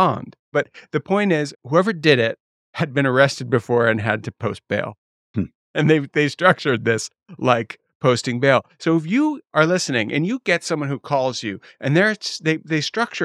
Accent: Connecticut, United States; I'm from Connecticut

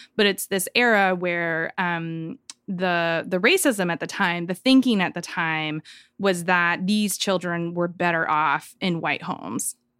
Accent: Joplin, Missouri, United States; now in Tahlequah, United States; I live in Tahlequah, Oklahoma, and I grew up in Joplin, Missouri

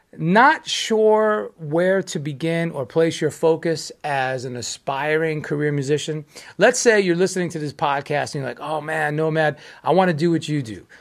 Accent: United States; speaking from, as an American

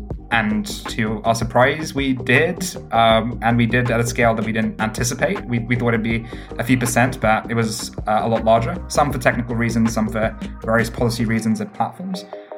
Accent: Stone, West Midlands, United Kingdom; My hometown in the UK happens to be a place called Stone, the highest Brexit voting place in all of the UK.

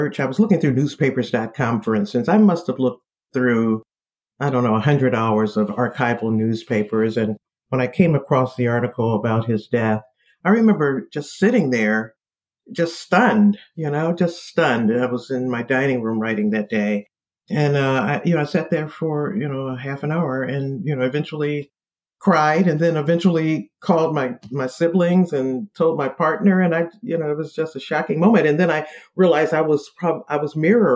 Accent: Detroit, Michigan, United States; moved away as an adult; now in Washington, D.C., United States; I'm from Detroit, born and raised there.

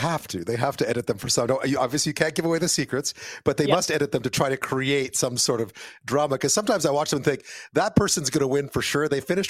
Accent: Canada; growing up in Canada and also being so exposed to the U.S.

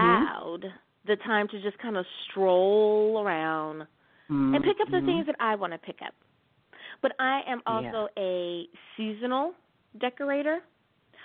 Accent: Virginia, United States; now in Long Beach, United States; I grew up in Virginia, right on the coast, living in California in downtown Long Beach

